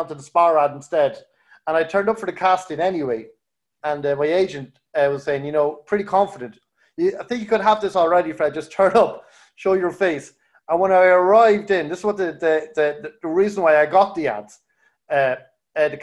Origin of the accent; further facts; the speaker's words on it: Kells, Leinster, Ireland; I'm a townie from Kells, grew up in Kells